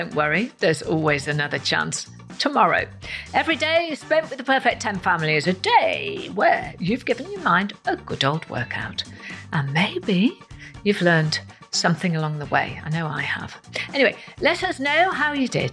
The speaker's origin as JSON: {"language": "English", "region": "Wales", "country": "United Kingdom", "said": "I am Welsh."}